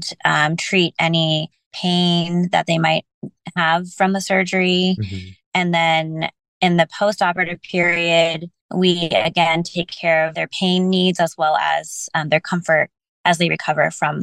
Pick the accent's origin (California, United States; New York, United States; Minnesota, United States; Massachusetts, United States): California, United States; Bay Area; growing up in the Bay Area and continuing to do a lot of my education in the Bay Area